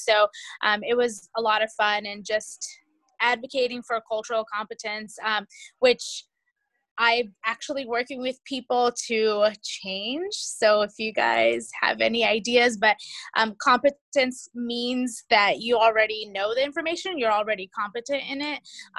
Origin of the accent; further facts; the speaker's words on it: California, United States; I'm also from California. … I currently have a couple of settings.